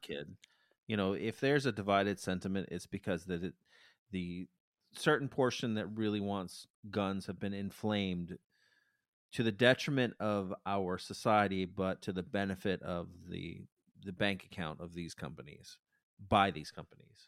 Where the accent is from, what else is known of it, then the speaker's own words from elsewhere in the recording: United States; I'm American